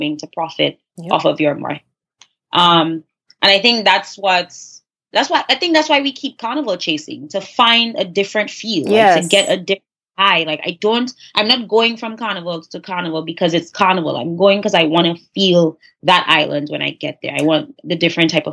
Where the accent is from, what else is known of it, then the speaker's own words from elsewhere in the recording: New York, United States; I'm a New Yorker